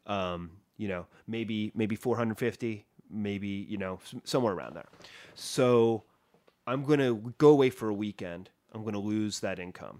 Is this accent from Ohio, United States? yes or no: yes; Columbus, Ohio, United States; moved away; My hometown, Columbus, Ohio